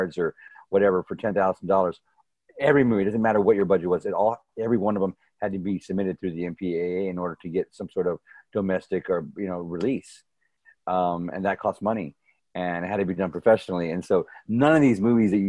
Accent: near San Antonio, Texas, United States; I grew up in San Antonio, near San Antonio, Texas, in a small town called Holotus, Texas. It was about 25 minutes northwest of San Antonio

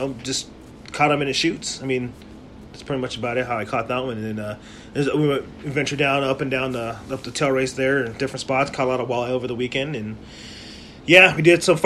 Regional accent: Las Vegas, Nevada, United States; moved away; I grew up in Las Vegas

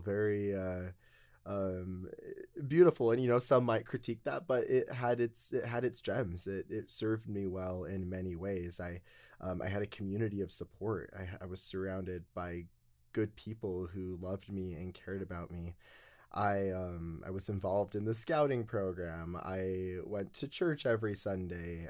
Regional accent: North Logan, Utah, United States; I grew up in North Logan, Utah.

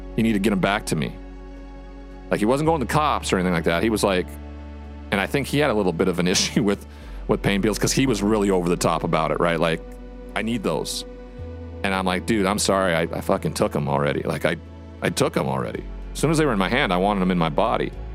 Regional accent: Montana, United States; my home state of Montana

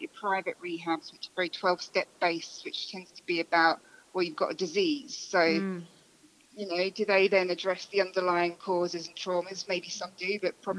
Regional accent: England, United Kingdom; I'm English

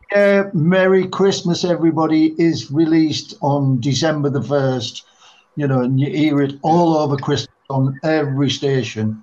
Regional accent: England, United Kingdom; also born or lived in Oxfordshire / London; we were all from the same area in England

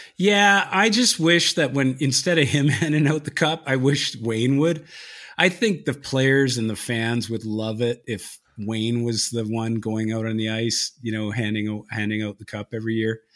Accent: Victoria, British Columbia, Canada; my hometown of Victoria, Br-, British Columbia

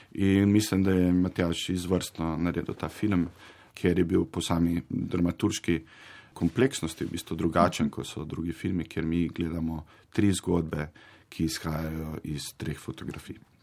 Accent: Zagorje ob Savi, Zasavje, Slovenia; sam sem sicer iz Zagorja

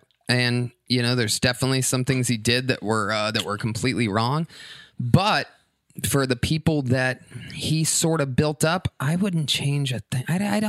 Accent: Youngstown, Ohio, United States; Youngstown, Ohio.

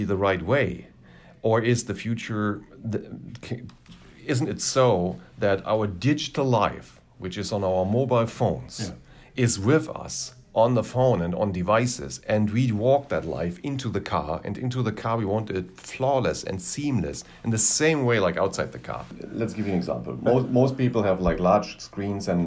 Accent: Germany; moved away as an adult; now in Los Angeles, United States; my home country

